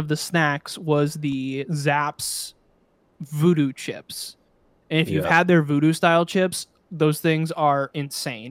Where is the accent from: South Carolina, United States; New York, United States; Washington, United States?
New York, United States; Buffalo; also born or lived in Bakersfield, California; because I am from Buffalo, we have specific brand of French onion dip for your chips